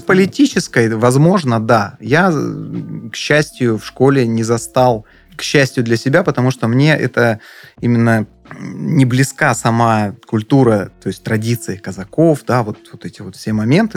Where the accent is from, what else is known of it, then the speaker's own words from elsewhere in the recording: Adler, Krasnodar Krai, Russia; мы, естественно, как и все, а, адлерские, сдавали квартиру летом